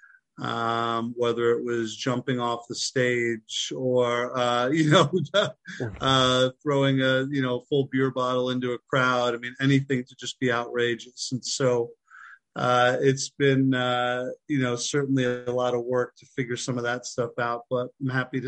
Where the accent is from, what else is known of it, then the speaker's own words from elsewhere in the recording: Long Island, New York, United States; moved away as an adult; also born or lived in Philadelphia; I'm from Long Island, New York.